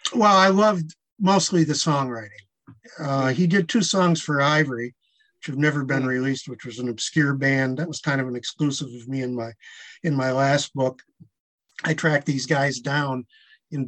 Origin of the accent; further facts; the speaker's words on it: Bay City, Michigan, United States; I'm from Bay City, Michigan